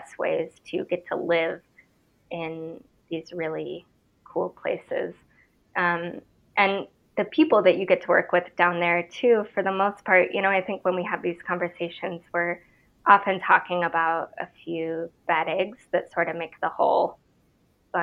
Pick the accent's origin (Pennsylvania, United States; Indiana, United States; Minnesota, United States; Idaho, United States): Idaho, United States; I'm from Idaho, born and raised.